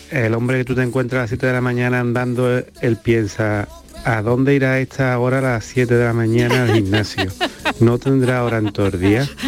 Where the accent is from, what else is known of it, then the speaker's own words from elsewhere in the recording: Alcalá de Guadaíra, Andalusia, Spain; aquí en mi pueblo, Alcalá de Guadaira, que estamos muy cerquita de Sevilla